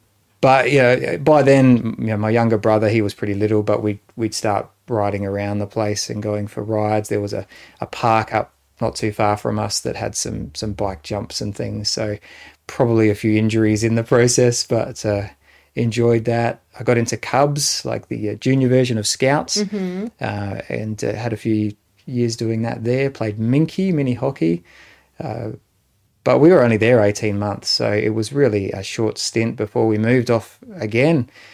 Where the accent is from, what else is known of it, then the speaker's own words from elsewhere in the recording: Adelaide, South Australia, Australia; also born or lived in Renmark; So we moved from Adelaide after a few years to Renmark in the Riverland of South Australia, and spent a few years there, moved to another house there as well as a part of that move. And then back to Adelaide to the home that Mum and Dad had built.